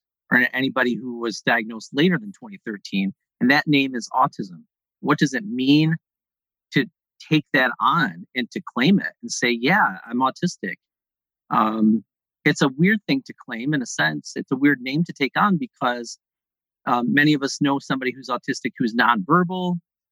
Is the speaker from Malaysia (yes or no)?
no; Mohawk River Valley, upstate New York, United States; Where I grew up in New York, in upstate New York, is in the center part of the state, in the Mohawk River Valley